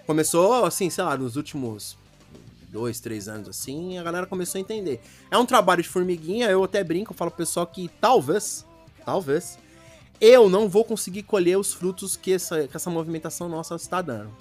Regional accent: Brazil; eu sou do Brasil

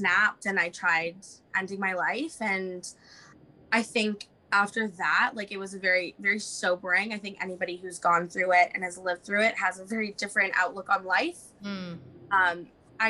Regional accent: Vancouver, British Columbia, Canada; also born or lived in Toronto; I've done most of my growing up in Vancouver

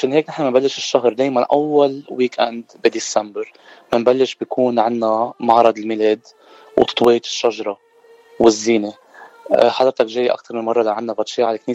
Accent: Mount Lebanon, Lebanon; now in Simi Valley, United States; انا من لبنان من المتن

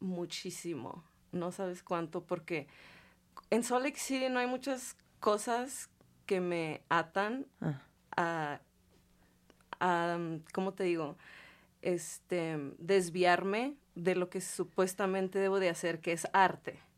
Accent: Ciudad Juárez, Chihuahua, Mexico; moved away; also born or lived in Salt Lake City; soy de Ciudad Juárez, Chihuahua, del norte.

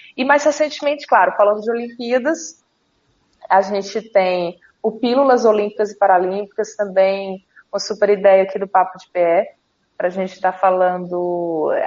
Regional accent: Fortaleza, Ceará, Brazil; sou de Fortaleza

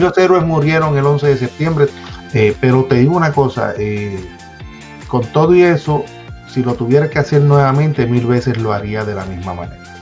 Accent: Bayamón, Puerto Rico; moved away as an adult; also born or lived in Santurce, San Juan; now in United States; de Bayamón, nacido en Santurce, criado en Bayamón

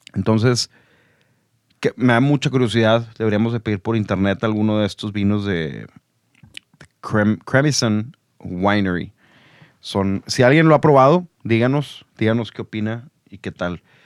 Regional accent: Monterrey, Nuevo León, Mexico; soy de aquí de Monterrey

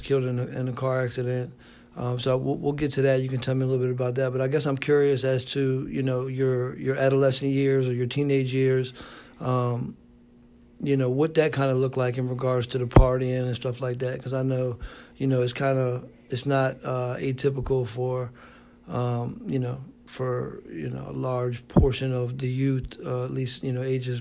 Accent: Richmond, Virginia, United States; I'm from Richmond. You know, I know all about this city here

